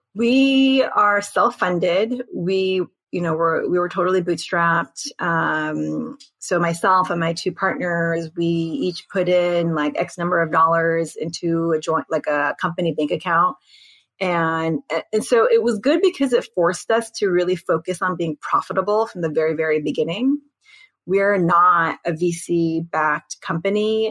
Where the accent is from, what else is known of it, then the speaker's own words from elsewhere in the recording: United States; I'm Korean American